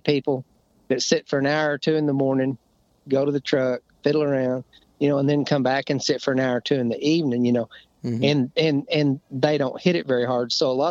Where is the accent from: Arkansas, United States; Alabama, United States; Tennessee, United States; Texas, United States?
Arkansas, United States; another friend that I grew up hunting with in Arkansas.